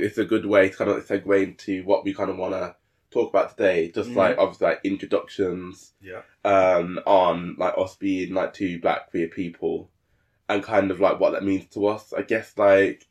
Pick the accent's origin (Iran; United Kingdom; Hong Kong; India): United Kingdom; Birmingham, West Midlands; moved away as an adult; now in London, United Kingdom; So we're both from Birmingham. We actually went to the same school